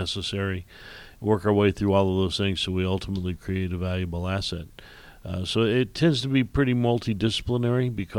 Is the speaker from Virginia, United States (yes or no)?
no; Indiana, United States; also born or lived in Illinois; I was born and raised in Indiana, went to school there, went to Purdue University, and then worked in Illinois for a while